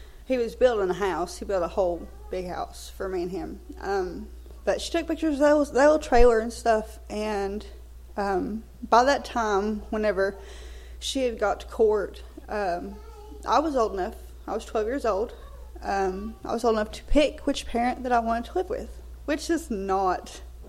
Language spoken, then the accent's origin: English; Belton, United States; moved away as an adult; also born or lived in San Francisco, California; I'm actually from over here in Belton.